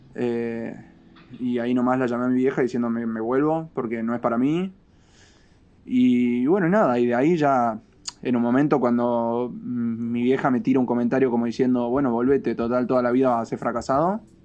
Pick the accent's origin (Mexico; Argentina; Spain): Argentina; moved away as an adult; yo me fui de Argentina el 18 de febrero de este año